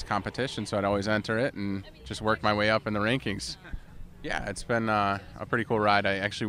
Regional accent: Grosse Pointe, Michigan, United States; I grew up in Grosse Pointe, Michigan, but we'd vacation here on Mackinac Island every year.

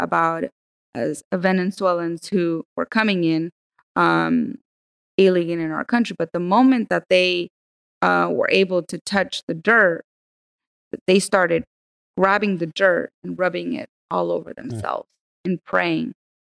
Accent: Burgos, Tamaulipas, Mexico; now in United States; where I'm from Burgos

